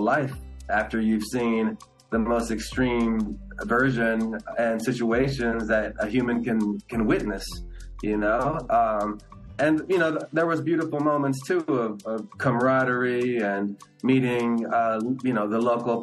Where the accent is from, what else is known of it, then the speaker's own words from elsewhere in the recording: Los Angeles, California, United States; first language Spanish; English is a second language; I was born here in Los Angeles